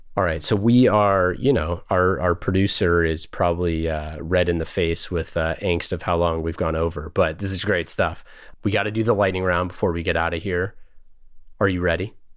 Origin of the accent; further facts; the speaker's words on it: Oakland, California, United States; I grew up in Oakland, so around here, but not in the valley